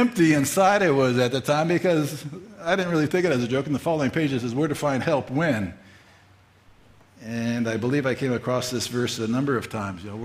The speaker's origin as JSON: {"language": "English", "town": "Fullerton", "region": "California", "country": "United States", "tie": "born or raised there", "said": "I grew up in Fullerton, California, most of my youth years, grade school, junior high, and high school"}